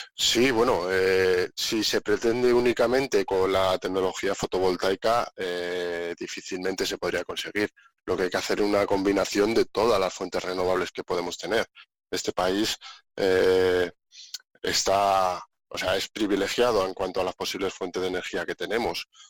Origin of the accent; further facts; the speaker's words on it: Segovia, Castile and León, Spain; moved away as an adult; yo soy un segoviano convencido. Me encanta mi tierra, la hecho mucho de menos, a mi familia, a mis amigos, a toda mi gente